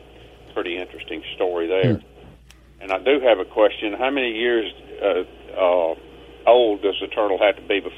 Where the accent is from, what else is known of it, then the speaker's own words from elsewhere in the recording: Greenville, United States; now in Macon, Tennessee, United States; I'm from Greenville